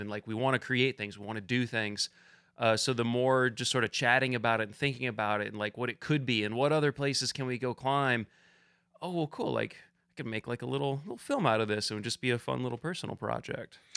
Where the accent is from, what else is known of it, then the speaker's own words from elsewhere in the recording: just outside of Ann Arbor, Southeast Michigan, United States; moved away as an adult; also born or lived in the American West; now in Kentucky, United States; I'm from Southeast Michigan originally, just outside of Ann Arbor, and that's where I got into climbing